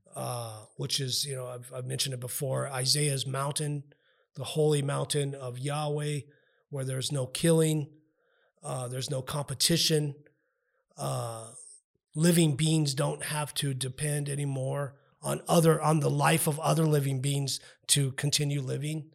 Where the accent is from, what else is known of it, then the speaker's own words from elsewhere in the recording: United States; I'm also an American